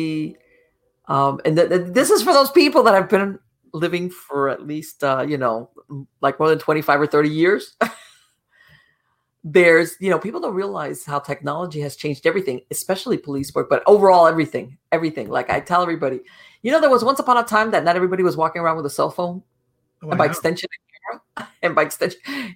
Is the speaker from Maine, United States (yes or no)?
no; Miami, Florida, United States; also born or lived in Gainesville, Florida; was born and raised in Miami, and I moved away from Miami like 6 months ago.